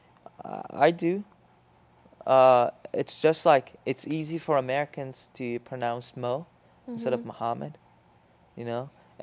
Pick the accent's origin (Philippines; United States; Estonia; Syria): Syria; accent: Jordanian Arabic; When I talk okay. in Arabic, mm-hmm. people don't think I'm from Syria because I don't have the accent